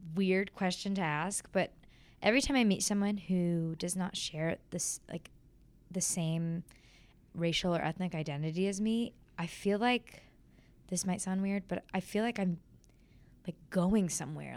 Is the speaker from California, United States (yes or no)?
yes; California, United States; growing up in California, um, in a pretty, you know, well off neighborhood